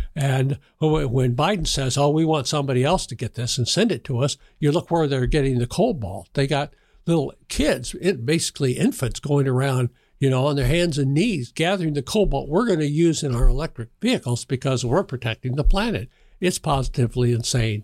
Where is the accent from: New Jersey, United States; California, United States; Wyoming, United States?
Wyoming, United States; Cheyenne; moved away as an adult; also born or lived in Washington, D.C.; now in Evergreen, United States; I was born and raised in Cheyenne, Wyoming.